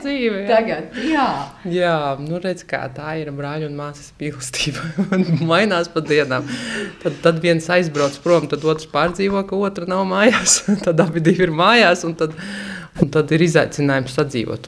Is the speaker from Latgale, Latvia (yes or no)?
yes; Latgale, Latvia; now in Riga, Latvia